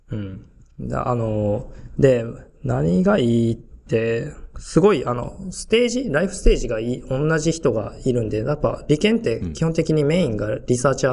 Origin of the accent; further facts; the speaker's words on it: Nishinomiya, Hyogo, Japan; moved away as an adult; also born or lived in Jerusalem, Israel; now in Kobe, Japan; 僕、あの、神戸市、神戸っていうか、まあ、西宮出身っていうか、神戸の隣なんですけど、うん。うん、で、関西出身で、あ、そうです、そうです、甲子園のほんと近くに住んでて、あの、そこ出身で